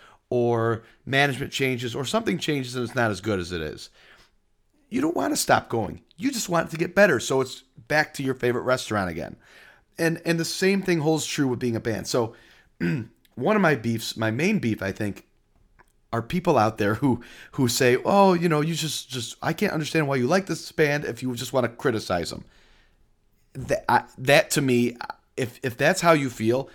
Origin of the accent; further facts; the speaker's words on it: New York, United States; moved away; we got married in New York, in my hometown